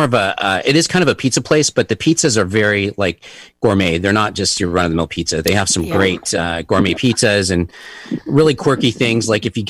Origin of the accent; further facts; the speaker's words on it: Cameron Park, California, United States; I live in Cameron Park.